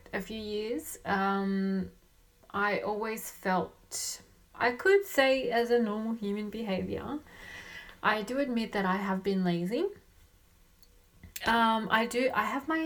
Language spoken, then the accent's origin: English; Australia; also born or lived in Colombia / Sydney, Australia; I live in Sydney, Australia. I was born in Colombia and raised in Australia.